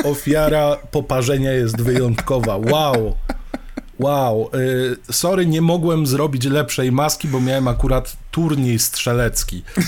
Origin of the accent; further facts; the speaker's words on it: Poland; wychowywaliśmy się w Polsce